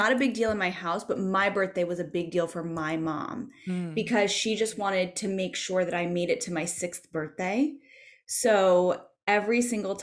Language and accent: English; Massachusetts, United States; moved away as an adult; now in New York, United States; I grew up in Massachusetts and I moved to New York when I was 24